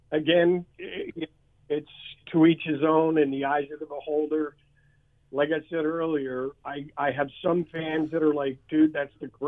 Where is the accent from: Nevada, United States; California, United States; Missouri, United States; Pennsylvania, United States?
Pennsylvania, United States; Philadelphia; Philadelphia, Pennsylvania.